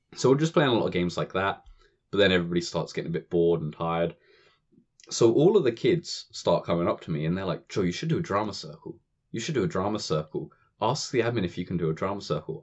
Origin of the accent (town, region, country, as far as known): United Kingdom